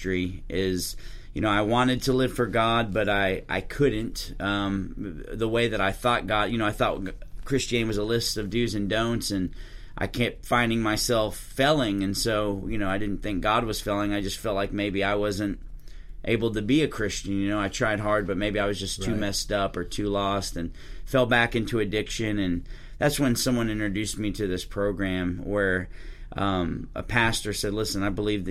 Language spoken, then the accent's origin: English; Waxahachie, Texas, United States; also born or lived in Winslow, Arizona; I'm from Waxahachie, which is a little 30 minutes south of Dallas, and grew up there